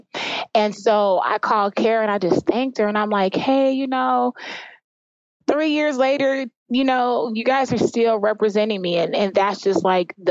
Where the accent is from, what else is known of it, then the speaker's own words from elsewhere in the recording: Jamaica; now in Alpharetta, United States; I am from Jamaica